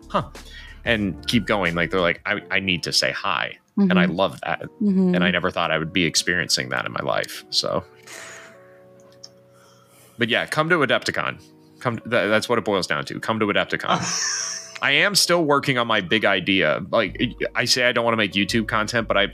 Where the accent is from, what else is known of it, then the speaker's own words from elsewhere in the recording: United States; As an American